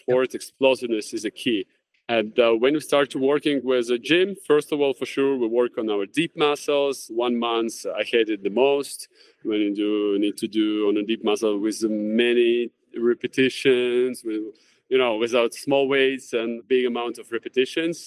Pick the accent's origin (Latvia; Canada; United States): Latvia; Jurmala; training camps in basketball in my hometown in Jurmala.